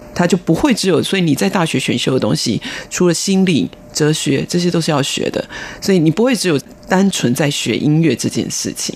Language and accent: Chinese; Taiwan; 我们台湾人